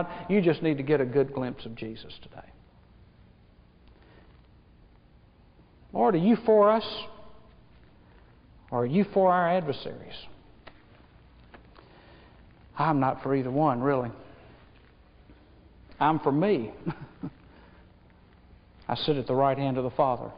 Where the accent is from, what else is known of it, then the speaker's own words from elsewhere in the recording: United States; I was born in America.